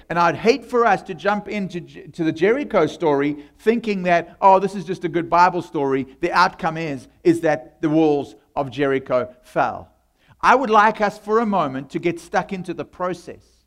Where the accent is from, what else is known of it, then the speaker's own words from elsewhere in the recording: South Africa; accent: South African; moved away; I come from South Africa